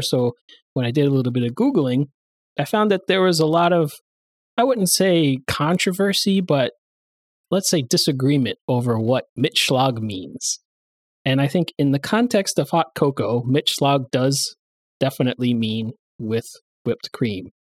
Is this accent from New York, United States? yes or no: yes; New York area, United States; I'm from the New York area